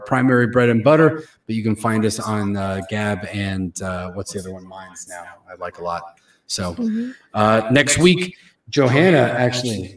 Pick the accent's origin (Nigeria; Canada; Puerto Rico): Puerto Rico